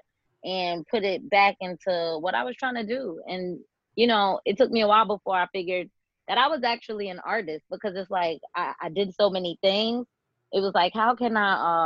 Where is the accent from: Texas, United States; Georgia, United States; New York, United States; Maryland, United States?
New York, United States; New York City; being in the New York scene and coming up as a New Yorker